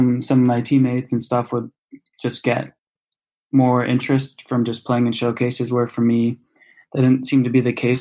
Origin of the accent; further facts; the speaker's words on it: San Diego, California, United States; moved away as an adult; also born or lived in Michigan; I'm originally from San Diego, California. So I went to Torrey Pines High School